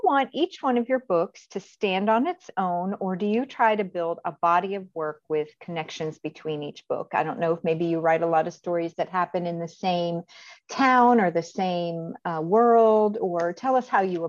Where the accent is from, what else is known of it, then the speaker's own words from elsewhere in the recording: Northwestern Pennsylvania, United States; I grew up in Amish country up there.